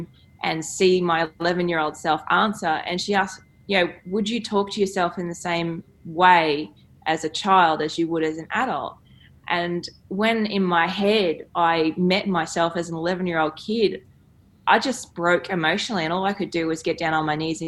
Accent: Queensland, Australia; growing up in Queensland

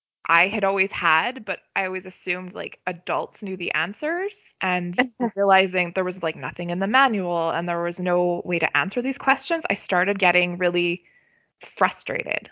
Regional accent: Canada; I'm a Canadian citizen

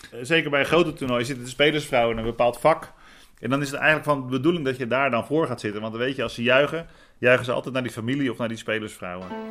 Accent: Rotterdam, South Holland, Netherlands; ik kom uit Rotterdam.

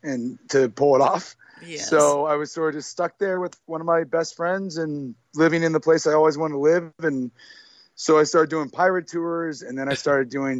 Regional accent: Ohio, United States; moved away as an adult; also born or lived in New York / St. Thomas; I grew up in Ohio

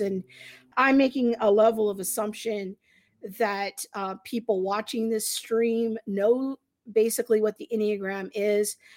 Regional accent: United States; us as American Christians in the twenty-first century

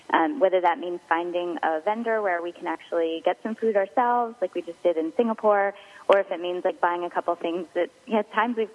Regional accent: Philadelphia, Pennsylvania, United States; Um, yeah, well, obviously we're from Philadelphia, and we all grew up thinking soft pretzels were like the very best thing in the world.

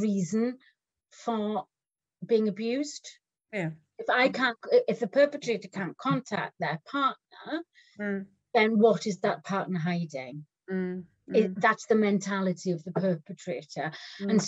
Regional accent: Wales, United Kingdom; I'm Welsh

